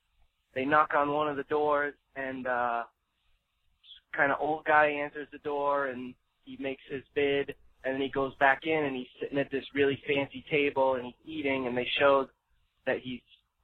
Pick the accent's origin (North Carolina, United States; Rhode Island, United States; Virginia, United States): Rhode Island, United States; I'm from Rhode Island